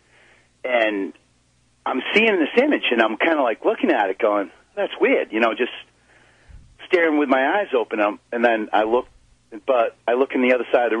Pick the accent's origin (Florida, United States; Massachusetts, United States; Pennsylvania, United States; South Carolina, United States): Massachusetts, United States; Bridgewater; I grew up in Bridgewater